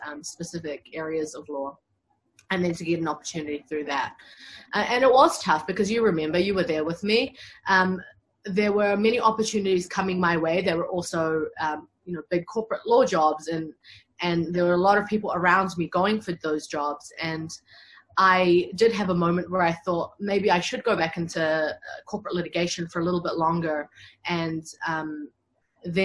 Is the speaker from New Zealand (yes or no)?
yes; New Zealand; build myself up as a lawyer in my home country